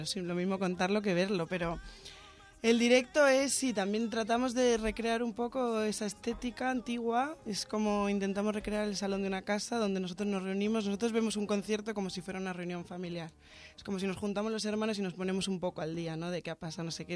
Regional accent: Santander, Cantabria, Spain; now in Barcelona, Spain; Yo soy de Santander, de Cantabria. Norteña

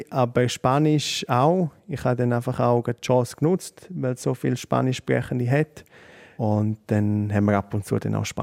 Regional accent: Switzerland; also born or lived in New York; dann bist du als Schweizer dort, wohnst in Manhattan

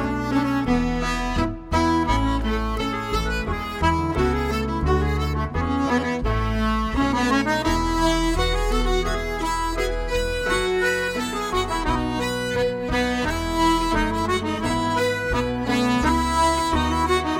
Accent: Denmark; I'm from Denmark

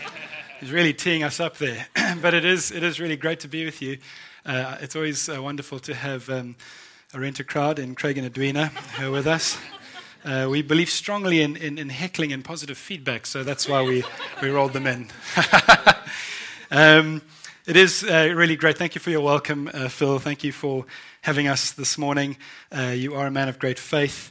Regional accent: South Africa; moved away as an adult; now in United Kingdom; I am born and raised in South Africa, and I moved to the UK in 2000

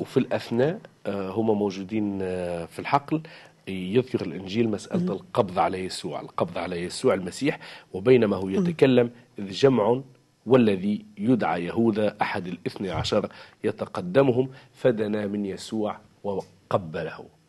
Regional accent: Tunisia; نحن كتونسيين وتوانسه

